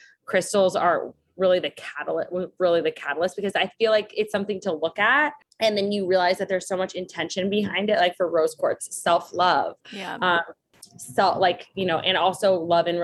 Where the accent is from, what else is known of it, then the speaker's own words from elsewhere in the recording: Las Vegas, Nevada, United States; moved away; also born or lived in Los Angeles / New York; I grew up in Las Vegas, Nevada